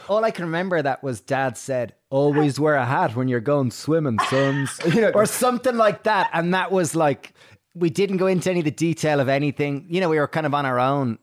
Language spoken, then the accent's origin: English; Ireland; growing up in Ireland